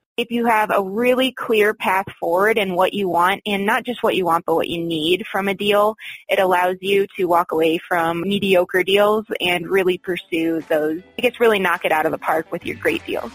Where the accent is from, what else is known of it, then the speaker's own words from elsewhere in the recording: Michigan, United States; moved away as an adult; also born or lived in Florida; now in Colorado, United States; I grew up in Michigan.